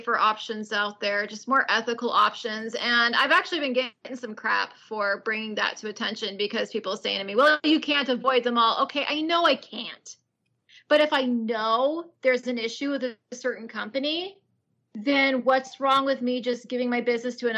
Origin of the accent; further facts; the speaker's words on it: California, United States; I was born and raised in California